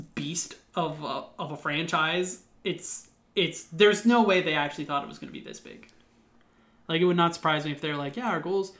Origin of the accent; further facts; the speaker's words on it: Ontario, Canada; We're Canadian